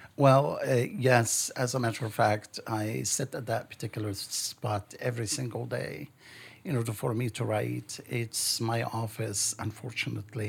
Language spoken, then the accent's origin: English; Lebanon; now in United States; I was born in Lebanon and I grew up in Lebanon.